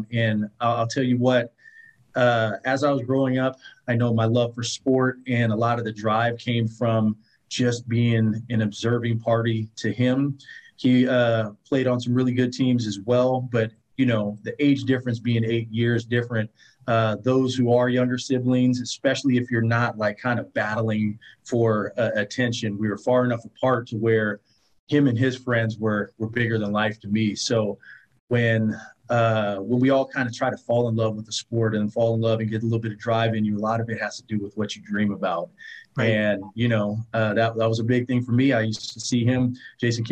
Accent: Oakland, California, United States; I originated and born and raised in Oakland, California.

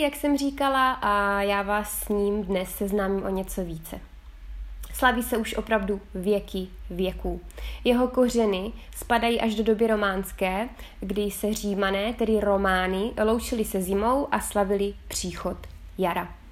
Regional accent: Czechia; now in Figline Valdarno, Italy

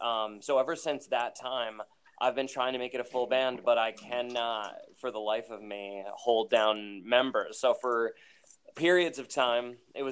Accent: Hudson, New York, United States; also born or lived in Albany, New York; But I'm originally from Hudson, so like 45 minutes south of Albany.

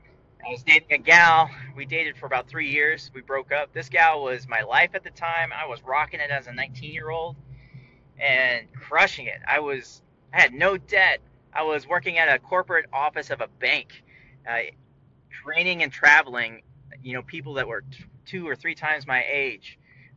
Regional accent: California, United States; born there; I was born on Travis Air Force Base in 1982.

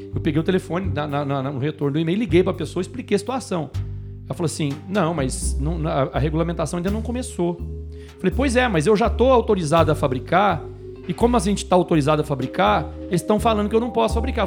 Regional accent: Minas Gerais, Brazil; Como um bom mineiro

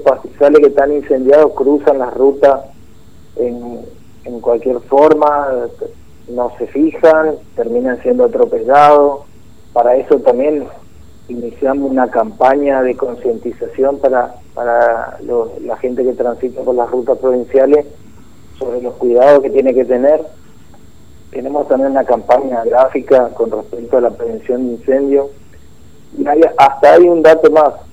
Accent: Formosa, Argentina

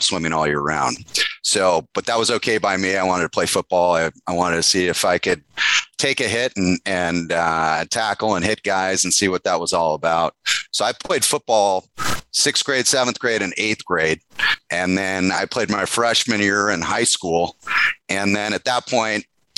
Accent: California, United States; also born or lived in Michigan; We moved out from Michigan when I was four to California

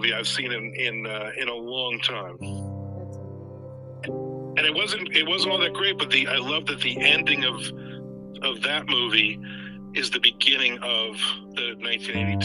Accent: Newark, New Jersey, United States; moved away as an adult; now in Jacksonville, United States; I grew up in New Jersey. I was born in Newark, so I grew up in New Jersey

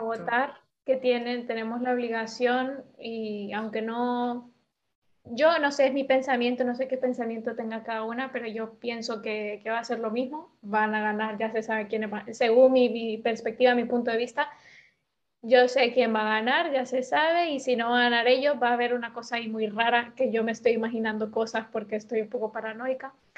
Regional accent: Honduras; moved away; todos nacimos en Honduras

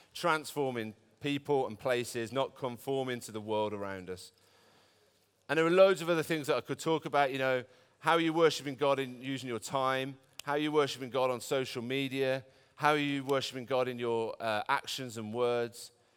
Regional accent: Birmingham, West Midlands, United Kingdom; I'm from Birmingham. I'm a Brummie boy born and bred

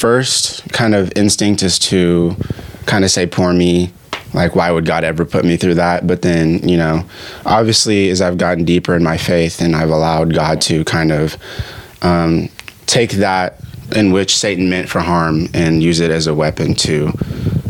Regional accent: Ghana; now in United States; I was born in Ghana, Africa

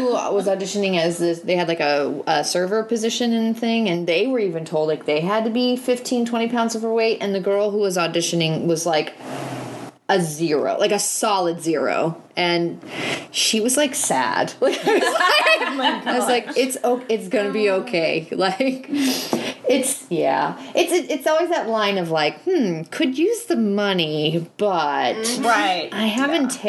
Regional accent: St. Louis, Missouri, United States; It's my hometown.

